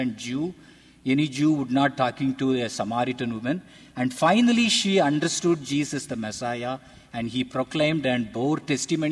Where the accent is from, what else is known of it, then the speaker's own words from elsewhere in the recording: India; I am from India.